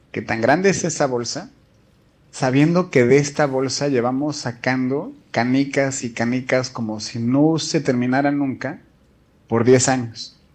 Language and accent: Spanish; Mexico City, Mexico; moved away as an adult; now in Vienna, Austria; yo soy de la Ciudad de México y trabajé como por cinco años en la policía de la Ciudad de México.